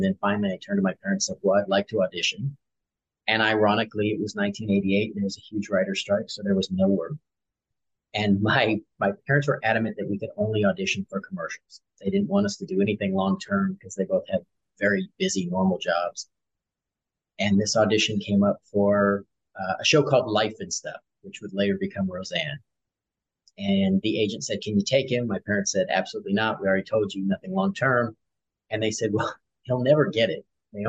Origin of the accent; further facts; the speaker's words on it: Long Beach, California, United States; born there; So I was born in Long Beach, California.